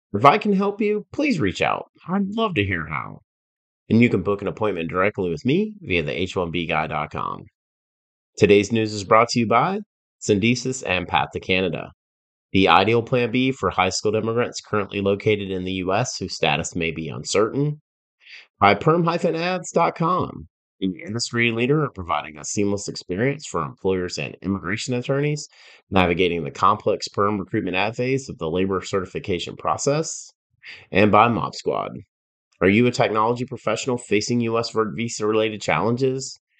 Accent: Georgia, United States; my home state of Georgia

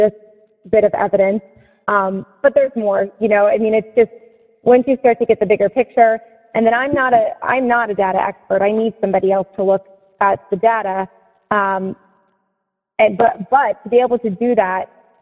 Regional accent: Seneca Falls, New York, United States; now in Palm Beach County, Florida, United States; I grew up in Seneca Falls, New York, in part

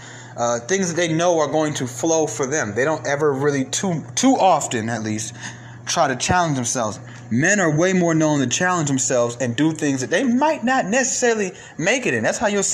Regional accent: Atlanta, Georgia, United States; also born or lived in Bronx, New York; I grew up in Atlanta from Cobb County to DeKalb County, from DeKalb County back to Cobb County

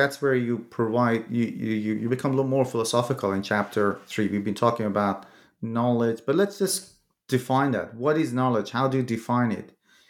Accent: Iran; moved away; I'm from Iran originally, and I sometimes read pages written in Farsi.

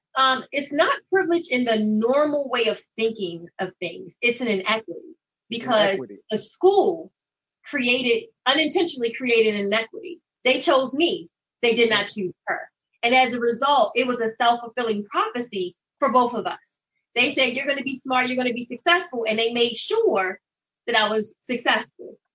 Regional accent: Baltimore, Maryland, United States; born and raised in Baltimore, matriculated through Baltimore City Public Schools

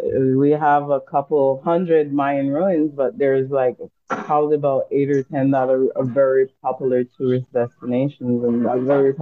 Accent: Belize; I would say my accent is, not necessarily a typical Belizean accent, because I've done, as you know, I've worked internationally, I lived internationally, so yeah. But we do have a dialect that's called Creole, quite similar to the Jamaican patois

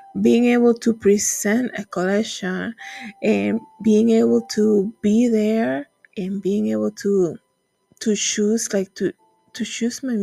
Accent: Dominican Republic; moved away; when I was in church growing up in the Dominican Republic

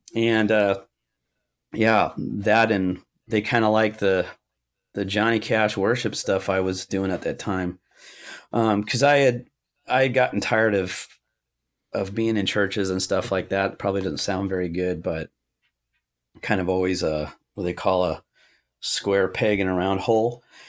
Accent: Orange County, California, United States; I was born in Orange County at Orange General Hospital

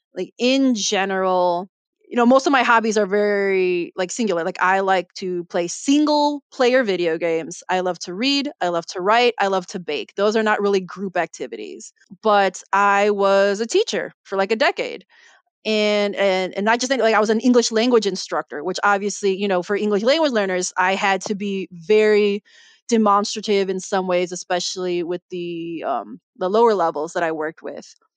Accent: Chicago, Illinois, United States; I'm Filipino American, but I was born and raised in Chicago

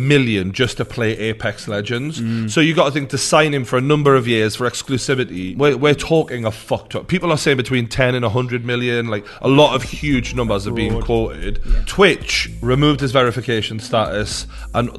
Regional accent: Newcastle upon Tyne, North East England, United Kingdom; my hometown of Newcastle

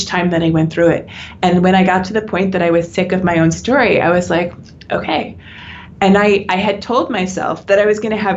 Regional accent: United States; I'm American

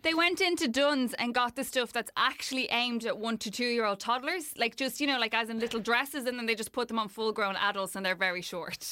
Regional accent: Ireland; as Irish people

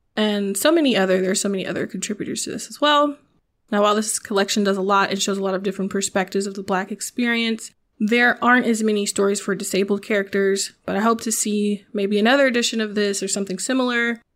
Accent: the South, United States; moved away as an adult; also born or lived in Nashville; I'm from the South

